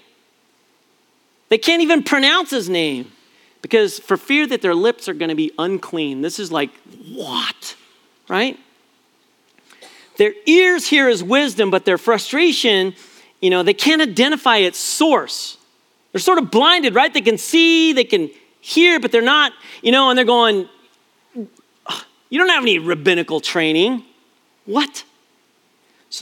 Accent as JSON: {"language": "English", "town": "Prescott", "region": "Arizona", "country": "United States", "tie": "born or raised there", "also_born_or_lived": "San Jose, California", "moved": "yes", "said": "When I grew up in Prescott, Linda and I were in San Jose for 16 years, but Arizona is my home, and Prescott, Arizona is my hometown"}